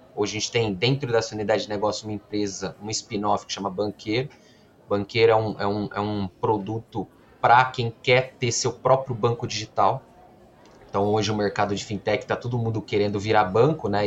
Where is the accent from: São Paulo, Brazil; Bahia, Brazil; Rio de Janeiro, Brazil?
São Paulo, Brazil; Campinas; eu sou formado em engenharia da computação aqui em Campinas, é, nasci também em Campinas